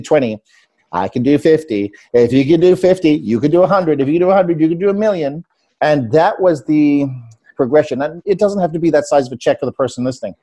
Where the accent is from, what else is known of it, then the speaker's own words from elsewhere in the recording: South Africa; moved away; I'm an immigrant from South Africa